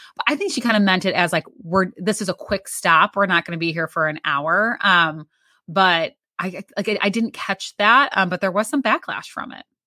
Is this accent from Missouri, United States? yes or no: yes; St. Louis, Missouri, United States; I'm from Saint Louis